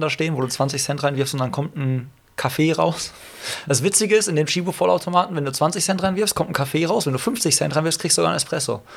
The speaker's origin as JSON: {"language": "German", "town": "Hagen", "region": "North Rhine-Westphalia", "country": "Germany", "tie": "born or raised there", "said": "in meiner Heimatstadt Hagen"}